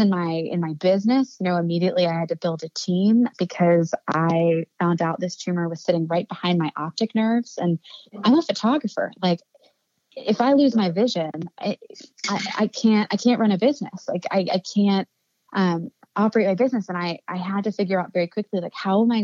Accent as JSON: {"language": "English", "town": "Annapolis", "region": "Maryland", "country": "United States", "tie": "born or raised there", "said": "I've seen business owners doing that in my hometown"}